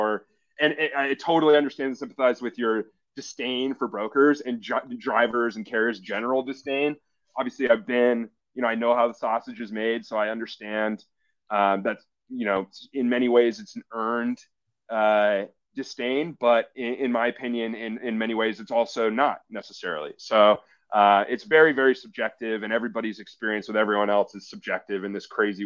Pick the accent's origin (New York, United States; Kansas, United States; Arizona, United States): Arizona, United States; Scottsdale; moved away as an adult; also born or lived in Milwaukee, Wisconsin / Boston / Chicago; I'm originally from Scottsdale, Phoenix area, Arizona. Moved to Wisconsin when I was 18.